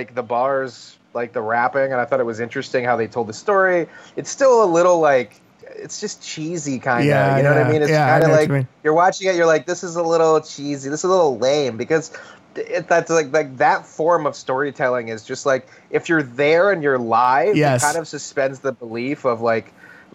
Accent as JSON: {"language": "English", "region": "Virginia", "country": "United States", "tie": "born or raised there", "said": "growing up in Virginia"}